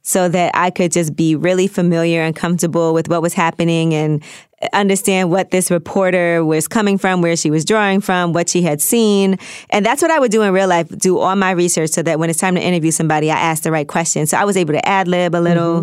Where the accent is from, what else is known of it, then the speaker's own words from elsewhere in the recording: New York City, New York, United States; I'm from New York. I'm from Brooklyn. I talk really fast